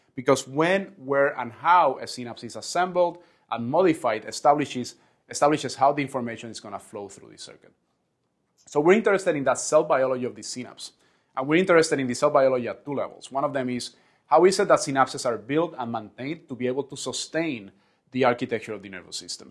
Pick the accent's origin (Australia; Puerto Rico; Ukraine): Puerto Rico; where I was born and raised in Puerto Rico